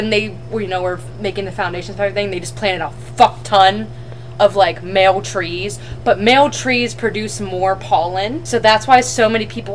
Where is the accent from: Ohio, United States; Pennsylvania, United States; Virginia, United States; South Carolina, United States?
Pennsylvania, United States; Western; We're from Western Pennsylvania